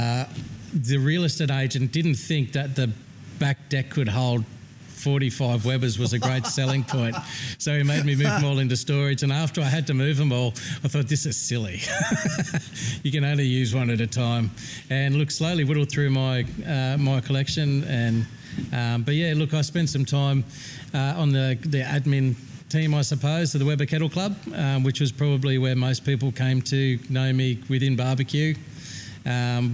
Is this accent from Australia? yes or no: yes; Australia